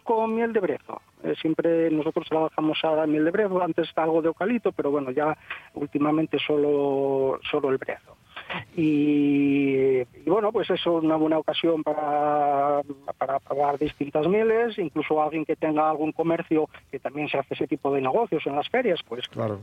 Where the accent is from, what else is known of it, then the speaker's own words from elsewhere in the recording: Asturias, Spain; somos todos asturianos